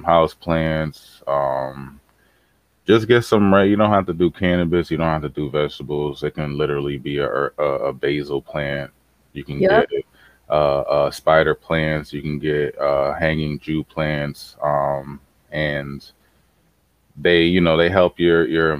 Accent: Boston, Massachusetts, United States; as a teenager growing up in Boston

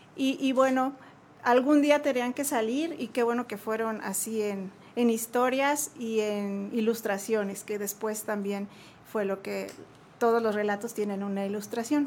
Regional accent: Jalisco, Mexico; now in Querétaro, Mexico; yo soy de Jalisco, allá nací, ya, ya llevo aquí muchos años viviendo

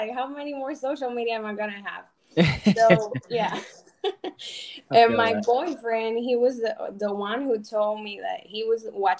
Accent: Cuba; now in United States; like 6 years ago, you know, I came from Cuba, following the American dream.

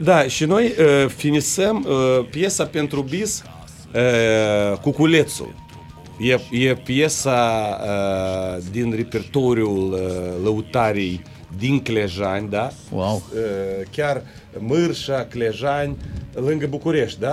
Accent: Strășeni, Strășeni District, Moldova; noi suntem din Strășeni, adică un orașel mic lângă Chișinău

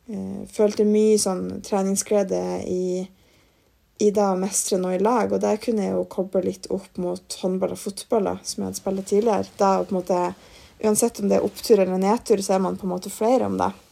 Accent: Mosjøen, Nordland, Norway; moved away as an adult; now in Trondheim, Norway; jeg bodde et halvt år i Mosjøen, der jeg kommer fra

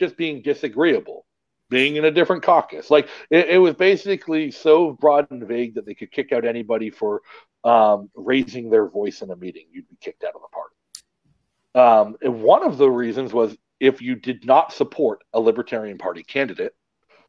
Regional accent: Massachusetts, United States; moved away; I'm much more familiar with Massachusetts than I am with Delaware because I grew up in Massachusetts

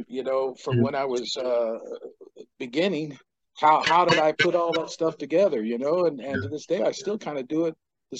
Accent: Sacramento, California, United States; I'm originally from Sacramento, California. I was born and raised there

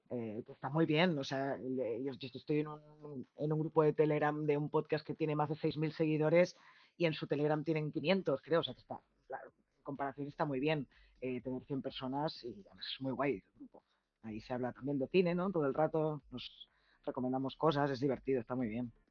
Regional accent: Barcelona, Catalonia, Spain; Somos todos de Barcelona. Ahora, Elizabeth es de Málaga, pero el resto somos de Barcelona.

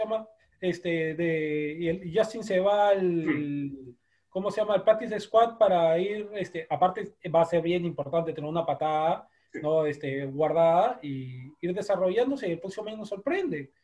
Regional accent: Peru; nosotros como sudamericanos, peruanos

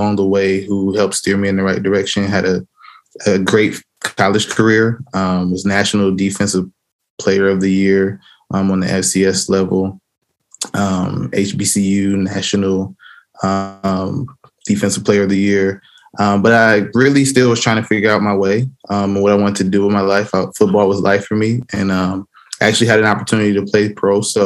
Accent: Fort Wayne, Indiana, United States; also born or lived in Nashville, Tennessee; I was raised in Fort Wayne, Indiana

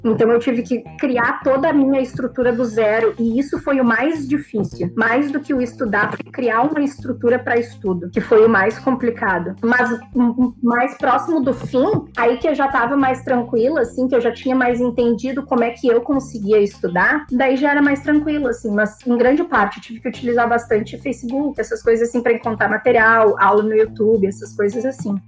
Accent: Rio Grande do Sul, Brazil; moved away as an adult; now in Salvador, Brazil; eu venho do Rio Grande do Sul

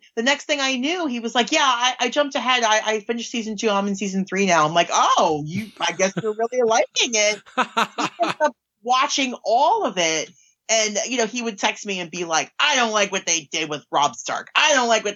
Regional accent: New York City, New York, United States; growing up where I did in Queens, like, growing up near Howard Beach

